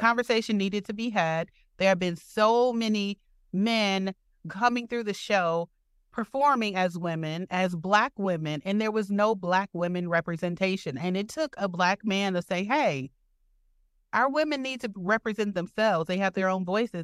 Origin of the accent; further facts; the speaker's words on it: Detroit, Michigan, United States; now in Milwaukee, United States; I'm originally from Detroit.